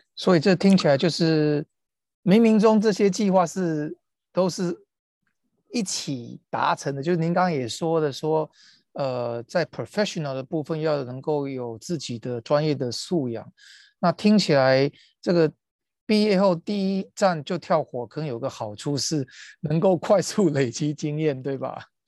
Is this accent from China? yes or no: no; Taiwan; 对于我们台湾人来讲的话